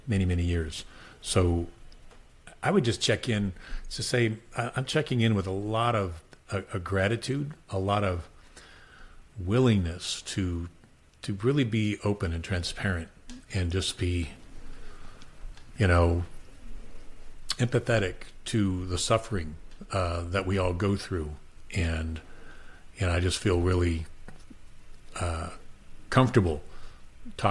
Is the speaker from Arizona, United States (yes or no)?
yes; Phoenix, Arizona, United States; I was raised in Southwest Phoenix